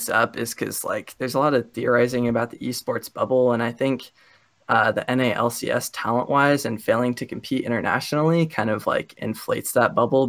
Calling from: Boise, Idaho, United States; Hello, I am calling from Boise, Idaho.

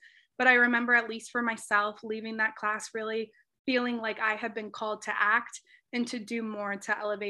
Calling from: Rochester, Minnesota, United States; I am joining from Rochester, Minnesota, where we are hopefully just getting out of the winter.

